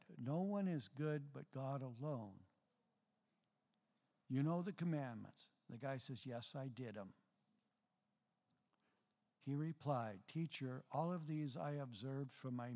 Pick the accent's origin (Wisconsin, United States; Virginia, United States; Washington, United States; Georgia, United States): Washington, United States; Mount Vernon; I was born in Mount Vernon.